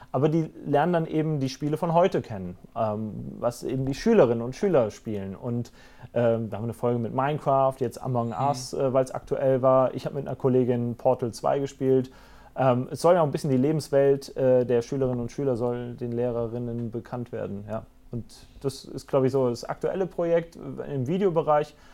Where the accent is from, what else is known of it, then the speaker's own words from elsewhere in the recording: Rhineland-Palatinate, Germany; meine Heimat ist und bleibt die Vulkaneifel.